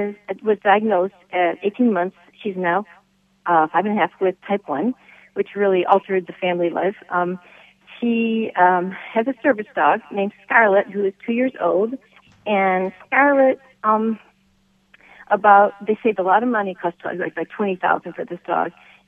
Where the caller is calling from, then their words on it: Michigan, United States; I'm calling from Michigan